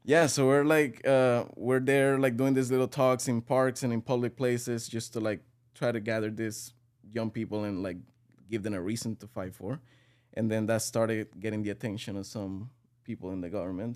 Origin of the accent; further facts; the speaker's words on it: Venezuela; moved away as an adult; now in United States; I'm from Venezuela. I'm, um, twenty-eight years old. I came to the U S about six years ago